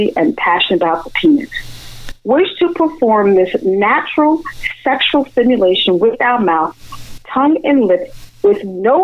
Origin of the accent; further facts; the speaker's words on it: New York, United States; as a New Yorker